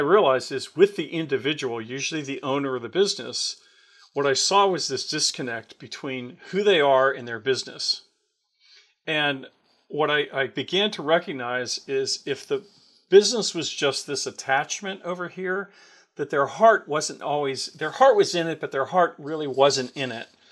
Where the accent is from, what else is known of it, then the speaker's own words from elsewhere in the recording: Pittsburgh, Pennsylvania, United States; moved away; we're both from Pittsburgh